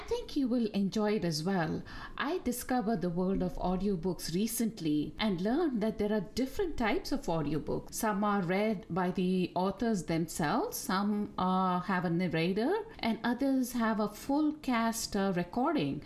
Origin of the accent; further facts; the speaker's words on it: Bangalore, Karnataka, India; first language Tamil; English is a second language; moved away as an adult; also born or lived in Delhi, India / Geneva, Switzerland; now in New Jersey, United States; I was actually born in Delhi and grew up in Bangalore in India